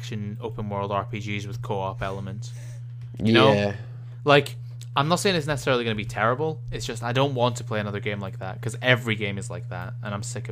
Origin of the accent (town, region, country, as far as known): Scotland, United Kingdom